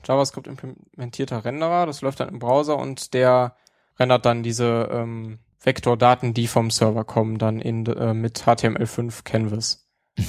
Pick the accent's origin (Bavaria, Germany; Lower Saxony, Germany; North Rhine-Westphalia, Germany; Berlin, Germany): North Rhine-Westphalia, Germany; Neuss; meinen Heimatort Neues